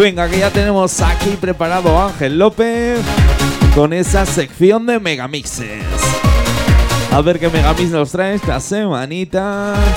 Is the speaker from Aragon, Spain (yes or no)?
yes; Gelsa, Aragon, Spain; mi pueblo, en Gelsa